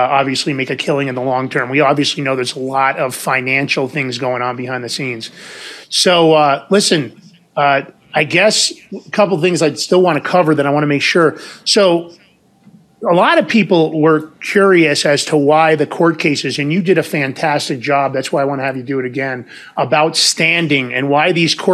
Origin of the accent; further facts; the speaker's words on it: New York, United States; moved away; also born or lived in San Francisco; I was from New York.